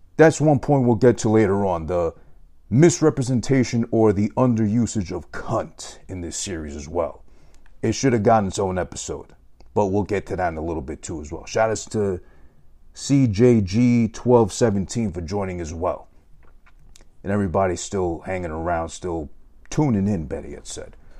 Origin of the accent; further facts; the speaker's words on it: New York, United States; I'm from New York